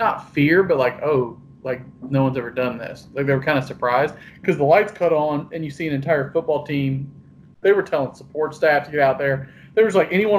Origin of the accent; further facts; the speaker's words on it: Statesboro, Georgia, United States; I was born in Statesboro. I grew up going to Georgia Southern games